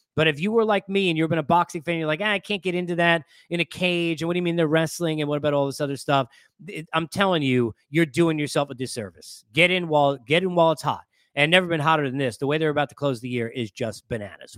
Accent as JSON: {"language": "English", "town": "Massapequa", "region": "New York", "country": "United States", "tie": "born or raised there", "moved": "yes", "said": "from living there and growing up in New York"}